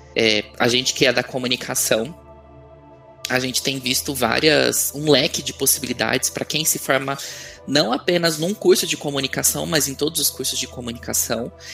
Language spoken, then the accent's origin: Portuguese; São Paulo, Brazil; now in Belo Horizonte, Brazil; eu sou de São Paulo, mas agora moro em, moro em Belo Horizonte